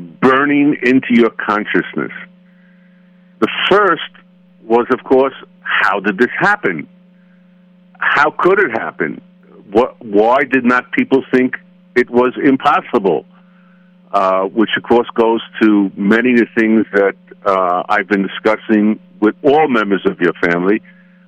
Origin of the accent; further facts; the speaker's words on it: United States; as I would speak as an American